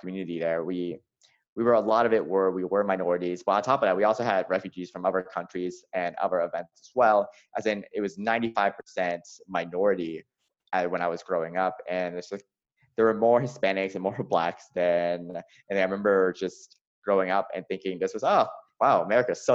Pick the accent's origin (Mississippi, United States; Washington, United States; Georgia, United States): Georgia, United States; Atlanta; I grew up in the American South. So I grew up in Atlanta.